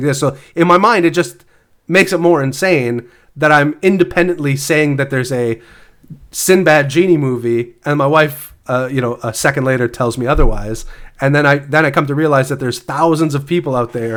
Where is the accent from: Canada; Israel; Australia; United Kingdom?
Canada; I'm Canadian.